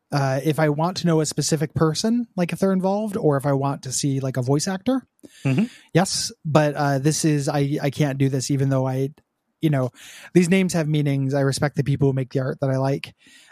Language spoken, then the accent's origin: English; Montreal, Quebec, Canada; I'm from Montreal, a city which is home to many game devs, and despite our country being disproportionate producers of media given our size